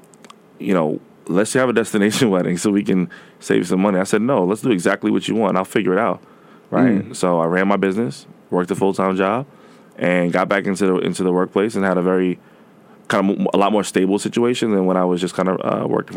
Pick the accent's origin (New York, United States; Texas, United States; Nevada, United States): New York, United States; I'm from New York